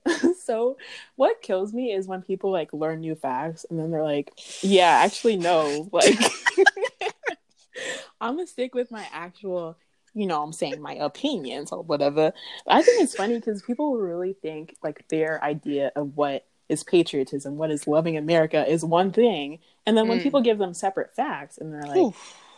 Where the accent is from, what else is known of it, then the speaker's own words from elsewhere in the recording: Florida, United States; I won't even say white people because I'm from Florida.